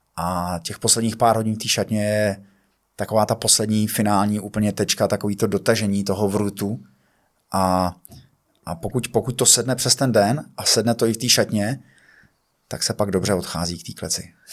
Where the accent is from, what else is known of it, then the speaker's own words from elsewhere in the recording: Pardubice, Pardubice Region, Czechia; já jsem z Pardubic